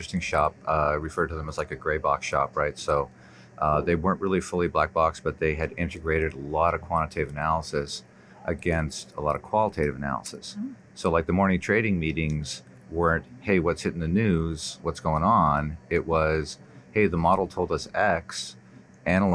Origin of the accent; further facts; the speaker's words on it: Toronto, Ontario, Canada; moved away; also born or lived in New York; I was born in New York. I grew up in Toronto